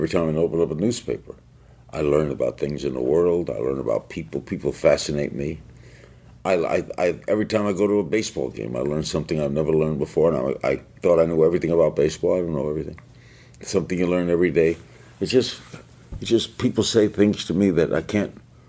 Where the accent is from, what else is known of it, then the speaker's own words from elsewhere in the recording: New York, United States; I grew up in New York